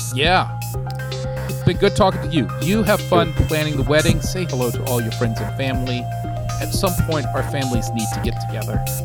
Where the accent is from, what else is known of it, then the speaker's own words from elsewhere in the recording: Texas, United States; moved away; I grew up in a small town, Texas